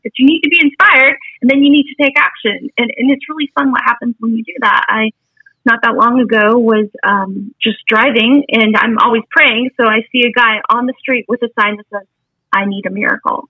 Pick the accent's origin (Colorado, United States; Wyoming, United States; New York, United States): Wyoming, United States; I'm from Wyoming.